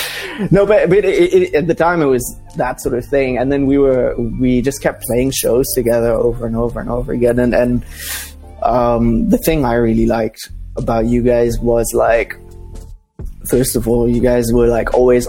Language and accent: English; Dubai, United Arab Emirates; I grew up in Dubai. So it's one of those like third culture kid things where you kind of, where are you from? And it's like, oh, I don't know. I'm from India. I'm from Dubai, but I'm not from Dubai.